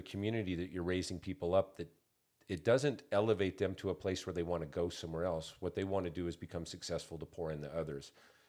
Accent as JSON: {"language": "English", "region": "Montana", "country": "United States", "said": "I'm originally from Montana, and there's some pride that we take there."}